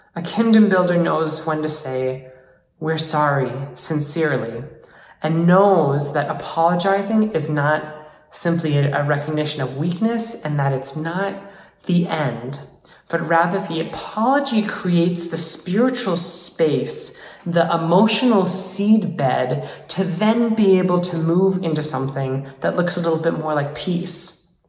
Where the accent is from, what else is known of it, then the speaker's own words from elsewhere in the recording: United States; as being an American